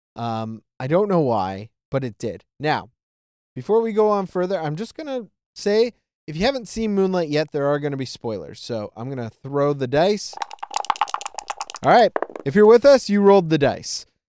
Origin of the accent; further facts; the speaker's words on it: Toronto, Ontario, Canada; I grew up around in Toronto, it's very multicultural